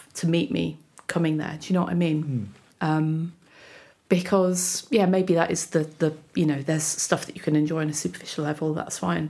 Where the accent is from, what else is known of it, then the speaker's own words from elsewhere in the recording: United Kingdom; being British